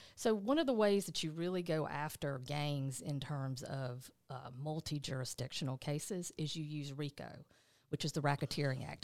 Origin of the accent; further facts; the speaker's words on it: Eastman, Georgia, United States; moved away; also born or lived in Atlanta, Georgia; I'm originally, uh, from Dodge County, which is South Georgia